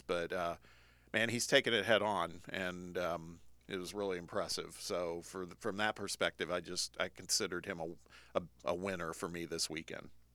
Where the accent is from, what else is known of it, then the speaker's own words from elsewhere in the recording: Indiana, United States; my home state